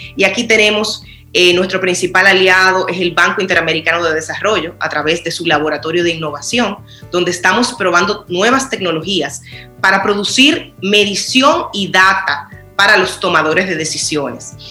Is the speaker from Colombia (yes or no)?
no; Dominican Republic; como nación